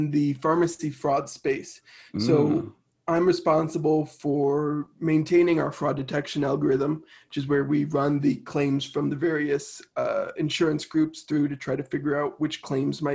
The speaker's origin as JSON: {"language": "English", "area": "a suburb of Chicago", "region": "Illinois", "country": "United States", "tie": "born or raised there", "also_born_or_lived": "Minnesota", "said": "So I was born in Minnesota, grew up in a suburb of Chicago in Illinois"}